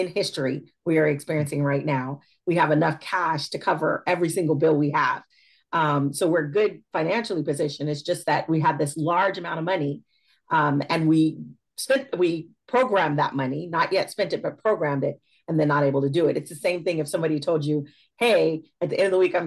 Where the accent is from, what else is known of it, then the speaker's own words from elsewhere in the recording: Fresno, California, United States; moved away as an adult; also born or lived in Suisun City, California; now in Northern California, United States; I was raised in the Central Valley. I'm a Fresno girl, born and raised